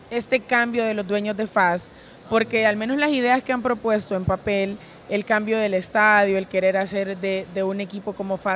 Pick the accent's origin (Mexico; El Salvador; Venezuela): El Salvador; San Salvador; soy de la capital